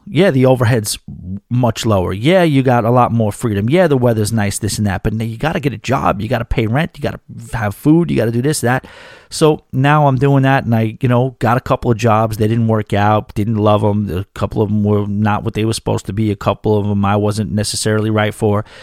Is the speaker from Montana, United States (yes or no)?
no; New York City, New York, United States; moved away; New York City, my hometown, a town that I probably will end up living back in at some point